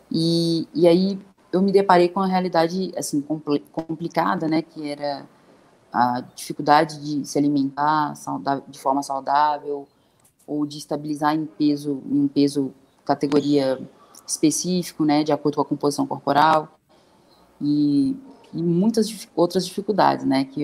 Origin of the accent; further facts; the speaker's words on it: Brasília, Federal District, Brazil; moved away; Eu morava em república quando era atleta, que minha família é de Brasília, né? Eu sou de Brasília